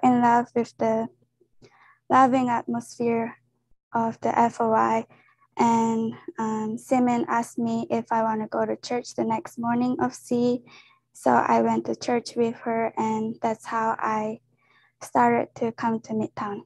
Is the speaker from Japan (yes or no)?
yes; Japan; moved away as an adult; now in Kansas City, United States; I'm from Japan, and I came here for college